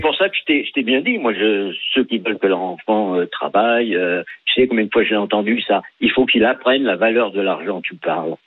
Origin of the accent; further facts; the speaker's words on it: France; on était des Français moyens.